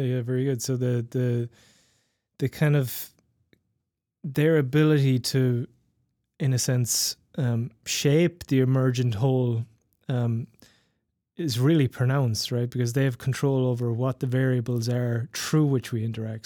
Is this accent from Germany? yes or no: no; west and south of Ireland, Ireland; growing up in Ireland, in, particularly in the, in the west and the south of Ireland